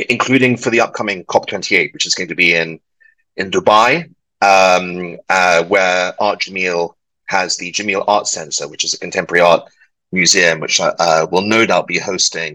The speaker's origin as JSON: {"language": "English", "region": "London", "country": "United Kingdom", "tie": "born or raised there", "also_born_or_lived": "Edinburgh, United Kingdom", "moved": "yes", "said": "I'm British and of Welsh stock, but born and raised in London."}